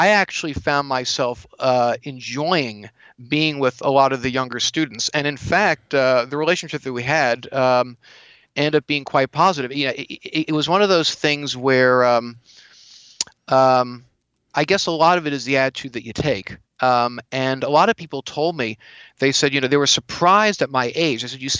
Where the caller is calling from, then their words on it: California, United States; I'm calling from California.